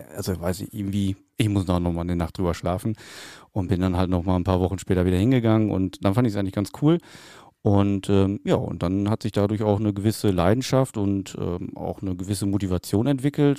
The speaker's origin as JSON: {"language": "German", "town": "Rheine", "region": "North Rhine-Westphalia", "country": "Germany", "said": "bei uns in Rheine, also da habe ich meinen Tanzkurs gemacht"}